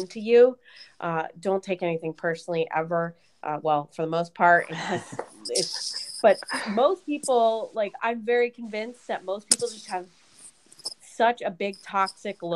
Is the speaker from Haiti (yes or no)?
no; right outside of Portland, Oregon, United States; I grew up in right outside of Portland, Oregon